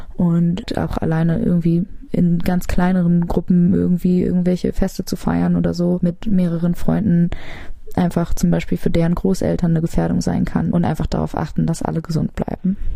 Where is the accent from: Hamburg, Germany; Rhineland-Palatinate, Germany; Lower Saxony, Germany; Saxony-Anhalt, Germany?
Hamburg, Germany; Ich bin relativ im Zentrum aufgewachsen